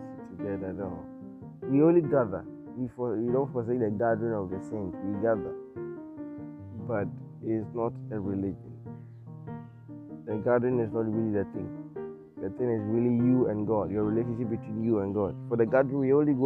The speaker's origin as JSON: {"language": "English", "country": "Ghana", "said": "I'm from Ghana, I'm a Ghanaian."}